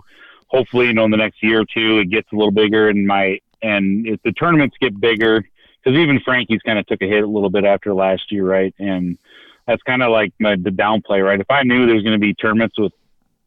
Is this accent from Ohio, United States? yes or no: no; Minneapolis, Minnesota, United States; I'm from North Minneapolis.